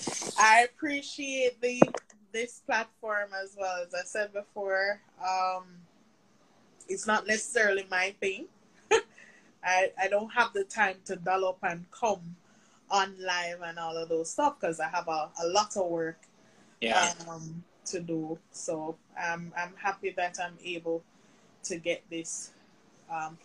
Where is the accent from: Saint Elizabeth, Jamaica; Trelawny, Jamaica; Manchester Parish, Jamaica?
Manchester Parish, Jamaica; Mandeville; now in St. Catherine, Jamaica; I'm from Mandeville